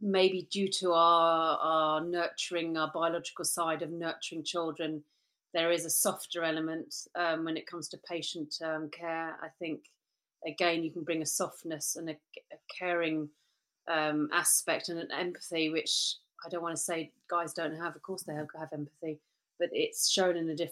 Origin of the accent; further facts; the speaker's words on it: United Kingdom; moved away as an adult; being a Brit